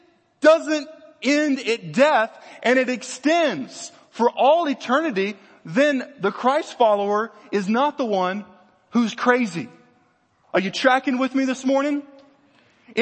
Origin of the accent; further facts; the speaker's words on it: Louisiana, United States; I grew up in Louisiana.